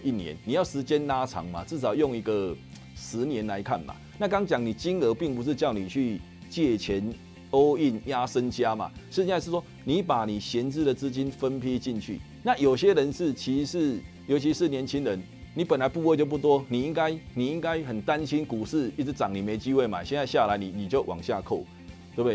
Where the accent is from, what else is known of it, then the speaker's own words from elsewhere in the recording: Taiwan; 我们台湾的人